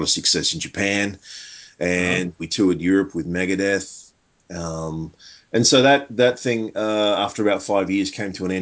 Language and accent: English; Sydney, New South Wales, Australia; born and raised in Sydney, Australia